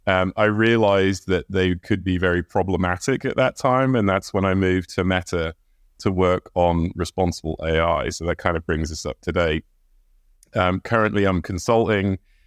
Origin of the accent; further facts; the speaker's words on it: England, United Kingdom; Well, I grew up in England. I am the son of an American Air Force man who lived in England at the time. And we got moved all over the country, all over the world.